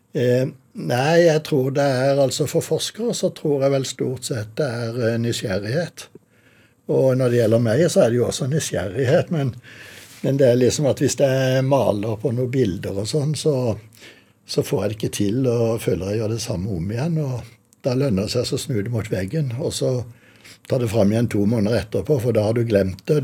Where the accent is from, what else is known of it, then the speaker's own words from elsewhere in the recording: Kristiansand, Agder, Norway; moved away; nederst i Kuholmen, 100 meter bort fra der hvor vi bodde da jeg vokste opp